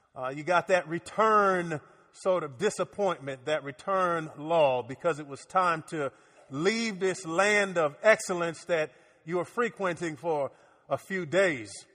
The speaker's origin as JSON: {"language": "English", "town": "Miami", "region": "Florida", "country": "United States", "tie": "born or raised there", "moved": "yes", "lives_now": "Orlando, United States", "said": "As a kid growing up in Miami"}